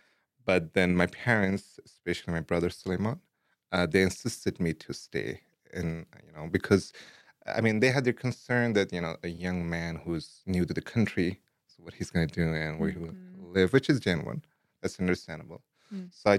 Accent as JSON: {"language": "English", "country": "Afghanistan", "tie": "born or raised there", "also_born_or_lived": "Pakistan / India / Dubai", "second_language": "English", "moved": "yes", "lives_now": "Idaho, United States", "said": "I was born in Afghanistan, but my upbringing was like across multiple places in like Afghanistan and different provinces and cities. Same goes in Pakistan, a little bit of time in India and Dubai. And then finally, I moved or I immigrated to Idaho like 6-7 years ago."}